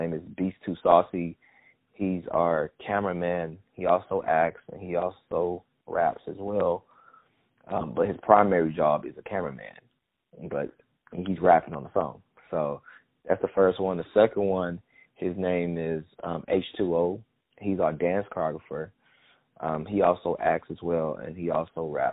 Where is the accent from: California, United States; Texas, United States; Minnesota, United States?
Texas, United States; Houston; also born or lived in Missouri City, Texas; But I was raised in a side of town called A-Leaf, Texas, which we call it the SWAT in Houston